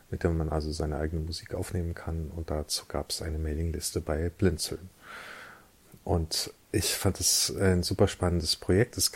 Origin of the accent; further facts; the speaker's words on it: Eifel, Germany; born there; ich bin 1970 in der Eifel geboren